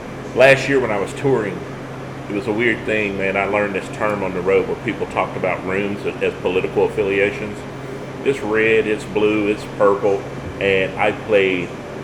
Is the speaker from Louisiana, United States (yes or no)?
yes; Louisiana, United States; growing up in Louisiana around that diverse background of people made me be able to go into any room and feel like, yeah, I can conversate with this whole room